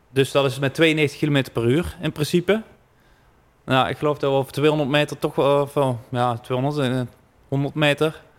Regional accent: Netherlands; Daar zijn we gewoon Nederlanders voor.

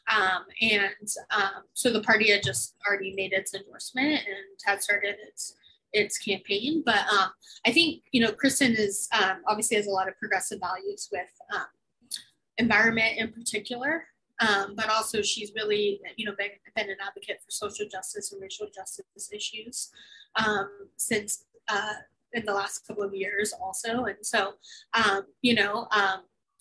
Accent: Santa Maria, California, United States; I'm from Santa Maria, so I'm from our North County

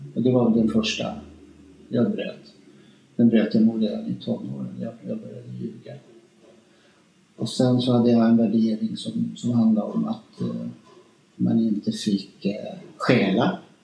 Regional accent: Spain; moved away; also born or lived in Stockholm, Sweden; jag är ju uppvuxen i Spanien

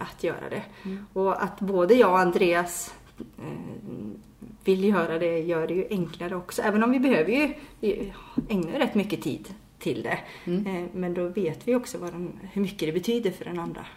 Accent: Järpen, Jämtland, Sweden; now in Varberg, Sweden; jag kommer ju inte härifrån, jag kommer ju från Järpen som ligger nära Åre

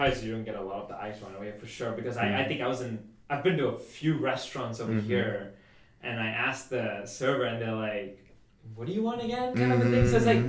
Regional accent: Canada; now in United States; I'm from Canada.

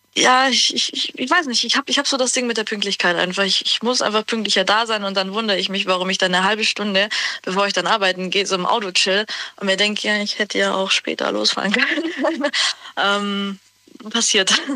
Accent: Günzburg, Bavaria, Germany; ich komme aus Günzburg.

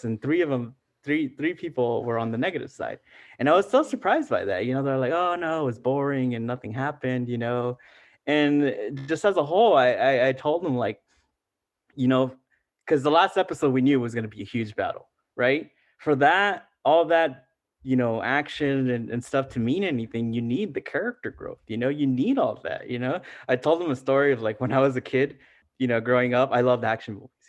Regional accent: Los Angeles, California, United States; first language Spanish; English is a second language; My first language is Spanish. And no offense to the LAUSD, it's like I didn't learn English in school

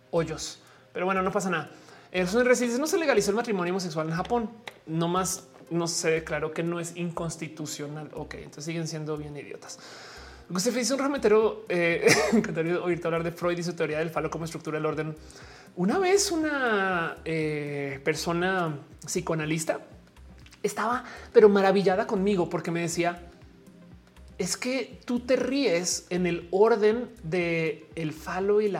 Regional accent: Colombia; now in Mexico City, Mexico; estoy en la Ciudad de México. Saludos desde la Nápoles, eh, aunque soy colombiana.

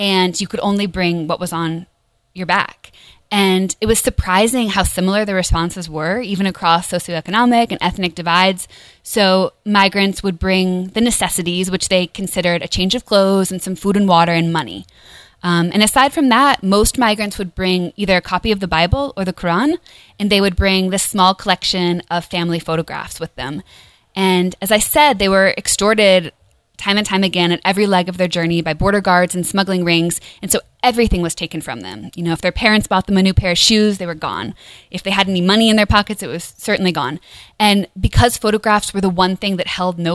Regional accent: United States; as an American

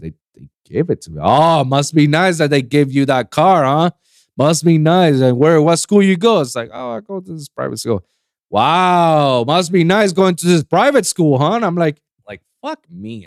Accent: Puerto Rico; now in United States; I never experienced racism in, in my country, in my, in my hometown, in my island

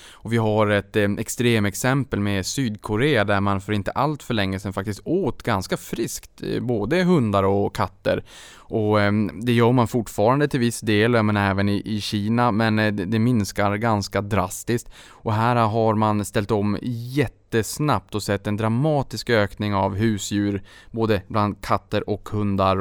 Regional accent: Norrbotten County, Sweden; Norrbotten där jag kommer ifrån

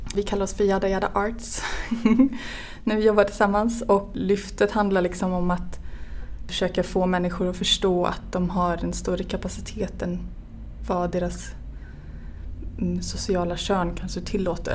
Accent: central Västergötland, Västra Götaland, Sweden; moved away; also born or lived in Örebro / Finland; Jag är ehm, född och uppvuxen i mitten på Västergötland

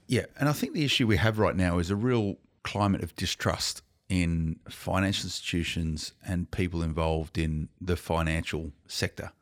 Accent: Blacktown, New South Wales, Australia; I grew up in Blacktown, right? I know the western suburbs of Sydney very well

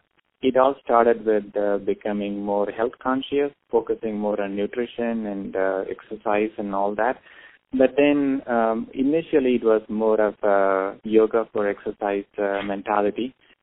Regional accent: India; moved away as an adult; now in Dallas, United States; Being a person born and brought up in India

